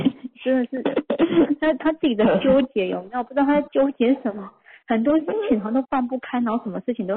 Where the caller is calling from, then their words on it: Kaohsiung, Taiwan; ，然后因为最近在写个案嘛